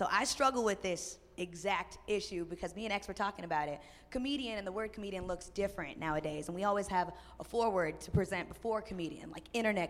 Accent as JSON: {"language": "English", "town": "Houston", "region": "Texas", "country": "United States", "said": "I'm from Texas, H-Town represent."}